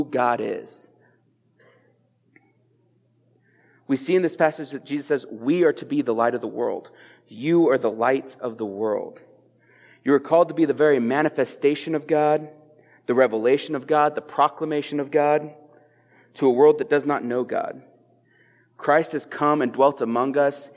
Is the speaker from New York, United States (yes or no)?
no; Eastern Plains, Colorado, United States; I'm coming up from the Eastern Plains, my hometown